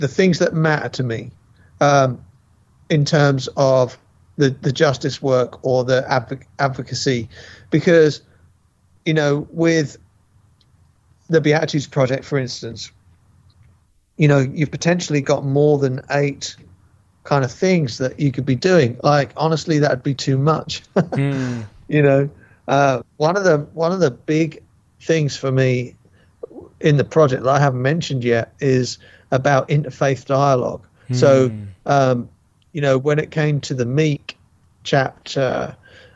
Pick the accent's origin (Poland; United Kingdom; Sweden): United Kingdom; England; now in United States; as a white English man